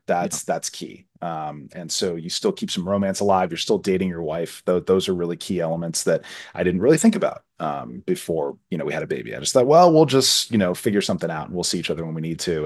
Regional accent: Florida, United States; I grew up in Florida

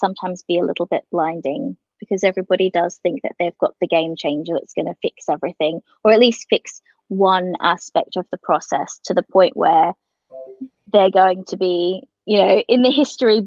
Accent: Queensland, Australia; I'm a Queenslander.

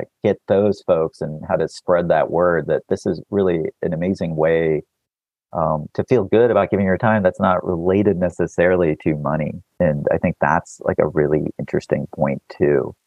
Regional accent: Texas, United States; I was born in Texas

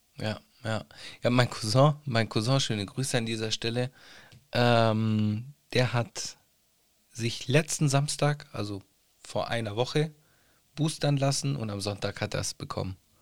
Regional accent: Italy; als Italiener

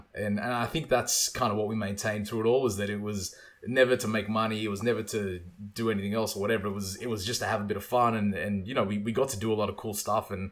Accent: Australia; one of, you know, only two or three Aussies that were there

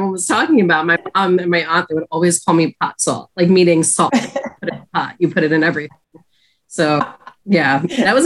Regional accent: Long Island, New York, United States; I grew up in Long Island, New York, predominantly Caucasian in my area

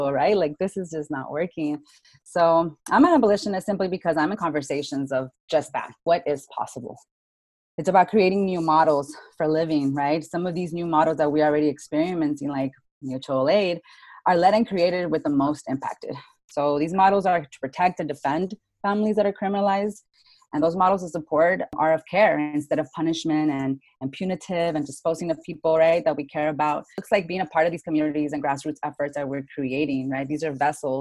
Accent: Tucson, Arizona, United States; now in Phoenix, United States; I'm from Tucson, Arizona

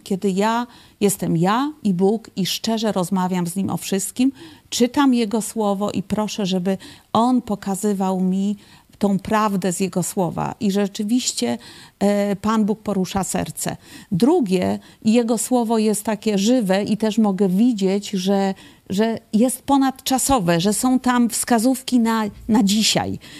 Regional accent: Poland; also born or lived in Kraków; ja pochodzę z takiej typowej, religijnej polskiej rodziny

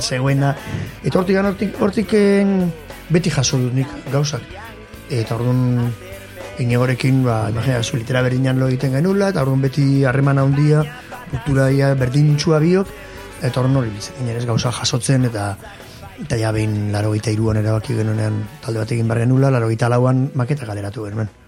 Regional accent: Irun, Basque Country, Spain; jaio nintzen, hor hospital sarrean, eta hemen bizin naiz

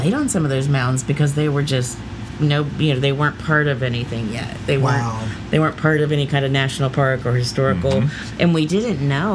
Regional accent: Ross County, Ohio, United States; we grew up knowing that those giant bones were in those mounds

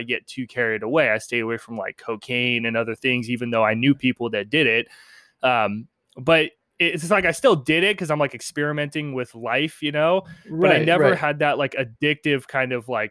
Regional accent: Penngrove, California, United States; I grew up in Pengrove. I still live around this area, but it's about an hour north of San Francisco.

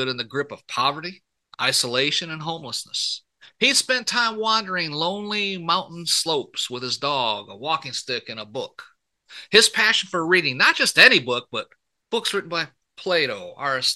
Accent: Port Huron, Michigan, United States; accent: a little southern accent; moved away; also born or lived in Texas; I was born and raised up in Michigan, right in Port Huron

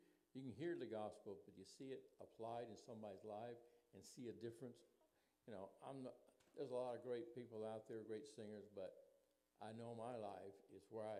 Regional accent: New Orleans, Louisiana, United States; moved away as an adult; also born or lived in Great Lakes Naval Training Center, Illinois; Then we moved to New Orleans, my mom and her parents, and that's I was raised in New Orleans for first 20 years of my life.

